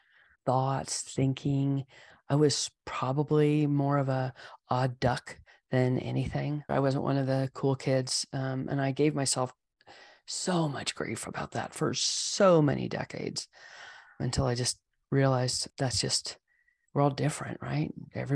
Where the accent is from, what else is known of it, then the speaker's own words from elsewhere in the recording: California, United States; I grew up in the East Bay Area back when it was a lot of open hills covered with grass and foxtails and poison oak.